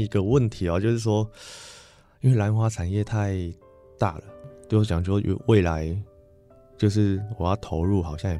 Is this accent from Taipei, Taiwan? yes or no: no; Changhua County, Taiwan; 我想要直接到我的家乡做。